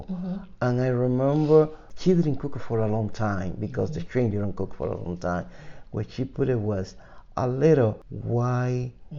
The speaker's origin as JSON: {"language": "English", "country": "Cuba", "moved": "yes", "said": "I came from Cuba in 1980."}